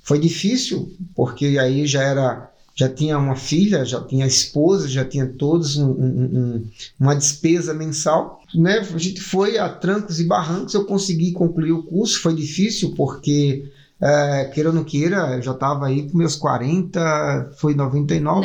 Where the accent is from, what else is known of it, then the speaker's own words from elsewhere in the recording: Paraíba, Brazil; moved away as an adult; now in São Paulo, Brazil; tanto eu quanto a minha esposa nós somos do estado da Paraíba.